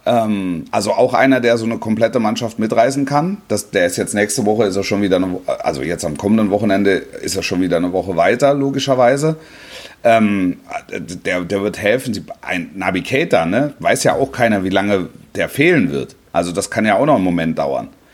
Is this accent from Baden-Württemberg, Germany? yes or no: yes; near Stuttgart, Baden-Württemberg, Germany; ich bin ja da in der Nähe aufgewachsen